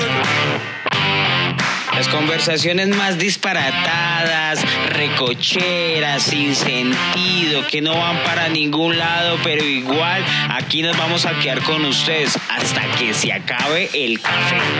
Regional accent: Colombia; soy el último colombiano

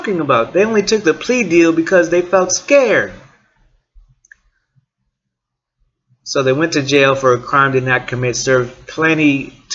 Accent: East Chicago, Indiana, United States; also born or lived in Portage, Indiana; I'm from Northwest Indiana. From East Chicago. Lived in Portage

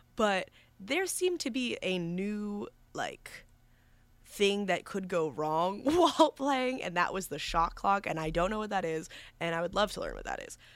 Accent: New York, United States; moved away as an adult; now in Villanova, United States; I'm from New York

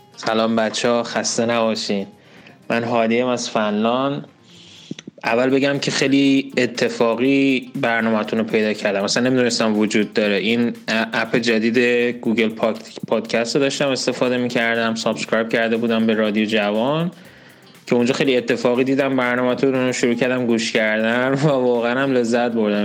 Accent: Iran; moved away; also born or lived in Nordic country; مایی که مثلا از ایران هستیم

